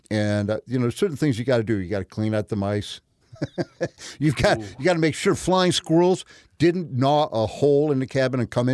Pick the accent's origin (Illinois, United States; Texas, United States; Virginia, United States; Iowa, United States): Illinois, United States; Peoria; Well, I was a nature boy as a kid, growing up in Peoria.